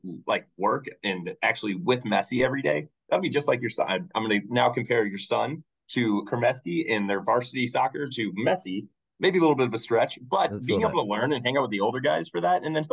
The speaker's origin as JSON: {"language": "English", "town": "St. Louis", "region": "Missouri", "country": "United States", "tie": "born or raised there", "moved": "yes", "lives_now": "Houston, United States", "said": "when I was growing up in St. Louis"}